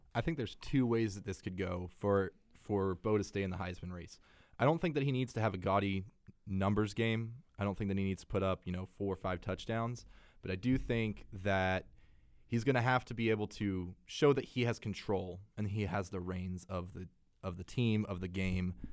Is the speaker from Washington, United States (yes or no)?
no; Texas, United States; moved away; I'm from Texas, and I was there when Texas and Texas A and M stopped playing